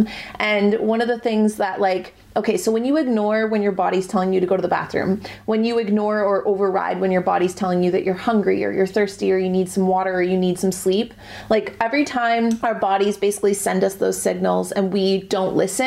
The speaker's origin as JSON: {"language": "English", "country": "Canada", "said": "I'm Canadian"}